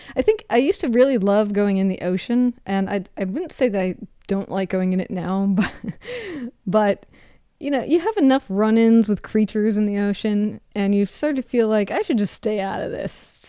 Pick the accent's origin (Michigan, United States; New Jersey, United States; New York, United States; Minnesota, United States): Minnesota, United States; I grew up canoeing 'cause I'm from Minnesota